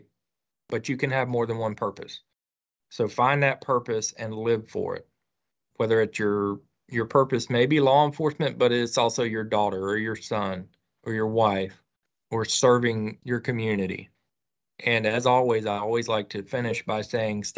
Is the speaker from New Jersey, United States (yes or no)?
no; Northeast Florida, United States; my home state in Florida, Northeast Florida